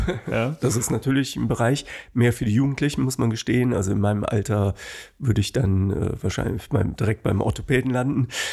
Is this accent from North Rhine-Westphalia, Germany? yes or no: yes; Bonn, North Rhine-Westphalia, Germany; ich bin in Kessenisch, Höhe Haribo aufgewachsen